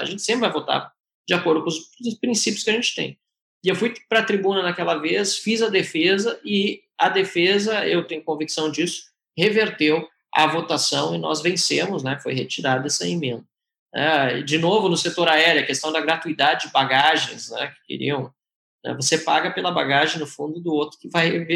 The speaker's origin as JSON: {"language": "Portuguese", "country": "Brazil", "said": "Eu, eu sou brasileiro, amo meu país"}